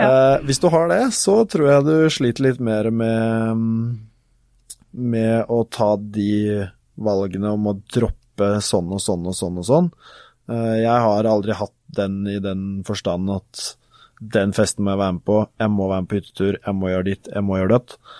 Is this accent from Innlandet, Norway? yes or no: yes; Gjøvik, Innlandet, Norway; also born or lived in Kristiansand / Oslo; så er jeg ca. halvparten av tida mi hjemme på Gjøvik, hvor jeg bor eh, hjemme hos mor